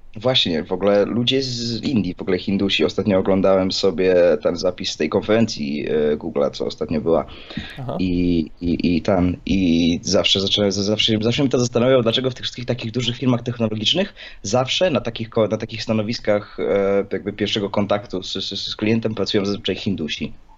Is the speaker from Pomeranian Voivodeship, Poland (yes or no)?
no; Greater Poland, Poland; Ja jestem z Wielkopolskiego